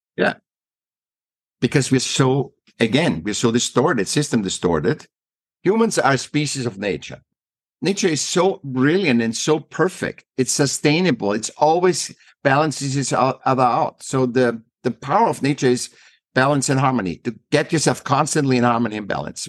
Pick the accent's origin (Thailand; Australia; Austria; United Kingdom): Austria; Vienna; moved away as an adult; now in United States; I was born in Vienna, uh, Austria